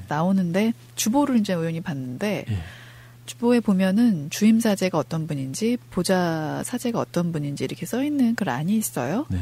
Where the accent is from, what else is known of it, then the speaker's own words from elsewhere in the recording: Incheon, South Korea; 인천교구 정말 인천 사람으로서